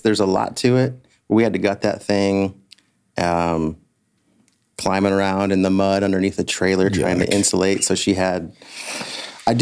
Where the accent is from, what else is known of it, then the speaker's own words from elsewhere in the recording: west of Warsaw, Kosciusko County, Indiana, United States; We grew up in Edna Green